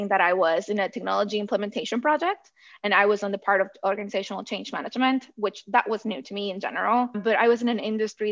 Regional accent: southern Mexico, Mexico; moved away as an adult; I grew up in Southern Mexico

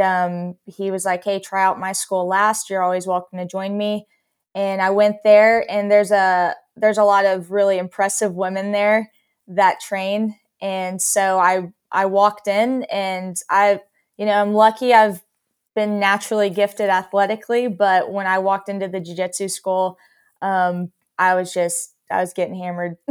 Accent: Texas, United States; I grew up in Texas.

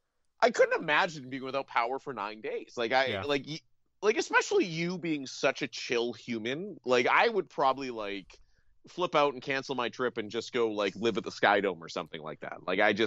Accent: Ontario, Canada; now in the prairies, Canada; I grew up in Ontario. Yeah. I'm used to these. I live in the prairies.

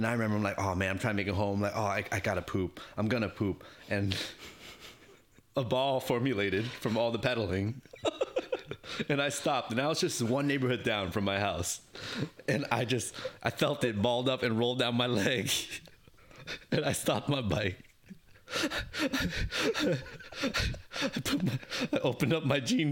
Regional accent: New York City, New York, United States; born or raised there; English is a second language

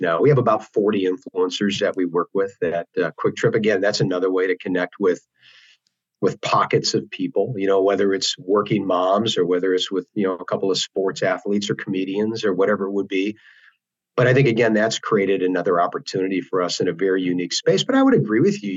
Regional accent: Wisconsin, United States; growing up in Wisconsin

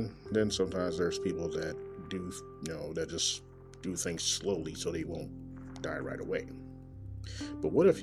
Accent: Kansas City, Missouri, United States; Coming live and direct from Kansas City, Missouri, my hometown.

